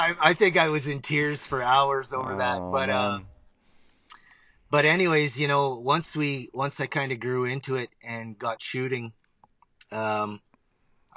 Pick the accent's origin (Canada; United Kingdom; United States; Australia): Canada; Northern Ontario; moved away as an adult; now in Alberta, Canada; I grew up in Northern Ontario. I now reside and have resided out in Alberta, Canada.